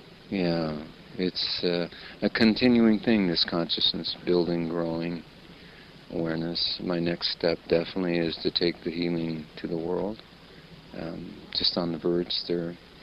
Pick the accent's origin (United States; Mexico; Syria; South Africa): United States; I grew up in America surrounded